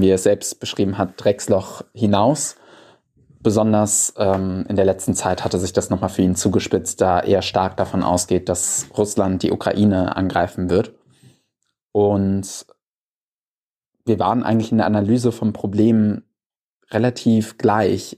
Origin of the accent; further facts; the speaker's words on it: Germany; als Deutscher